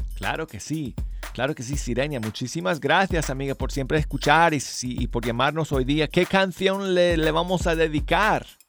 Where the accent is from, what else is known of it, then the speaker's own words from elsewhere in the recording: Denver, Colorado, United States; moved away; mi tierra natal de Denver, Colorado.